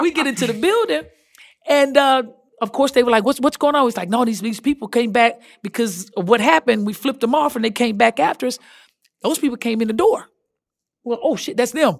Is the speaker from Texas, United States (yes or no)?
yes; Texas, United States; I'm from Texas